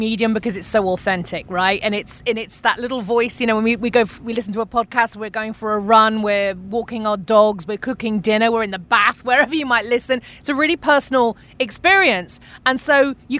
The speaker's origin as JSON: {"language": "English", "country": "United Kingdom", "accent": "UK", "moved": "as an adult", "lives_now": "Arizona, United States", "said": "I'm from Britain."}